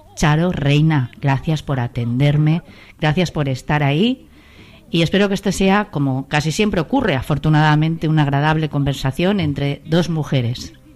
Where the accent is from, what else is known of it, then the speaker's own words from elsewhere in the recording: Valencian Community, Spain; como valenciana